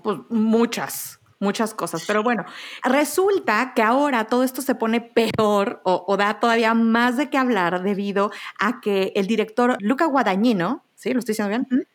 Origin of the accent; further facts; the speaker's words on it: Mexico; Soy, soy mexicana